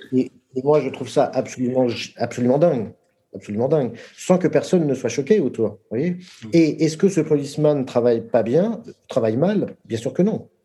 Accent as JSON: {"language": "French", "country": "France", "tie": "born or raised there", "said": "je suis français parce que je suis né en France"}